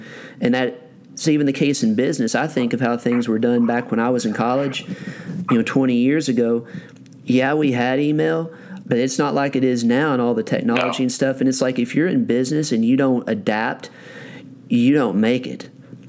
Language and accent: English; Western Kentucky, United States; also born or lived in Marshall County, Kentucky; I grew up in Western Kentucky